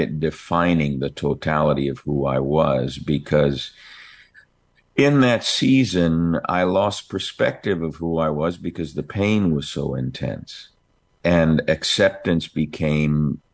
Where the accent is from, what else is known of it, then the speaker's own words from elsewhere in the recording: New York, United States; I'm an Italian from New York